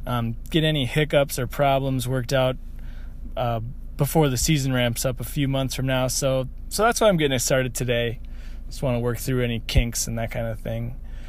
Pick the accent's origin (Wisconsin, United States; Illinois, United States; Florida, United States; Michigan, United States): Wisconsin, United States; Milwaukee; I grew up in the Milwaukee area